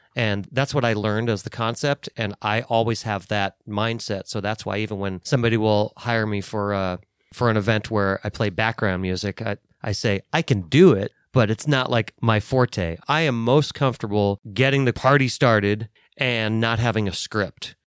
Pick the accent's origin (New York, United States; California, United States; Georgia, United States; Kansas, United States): California, United States; Los Angeles; moved away as an adult; also born or lived in Phoenix, Arizona; I grew up in Los Angeles